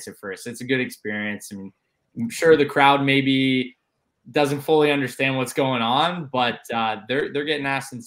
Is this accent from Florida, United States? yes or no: yes; South Florida, United States; moved away; Growing up in Florida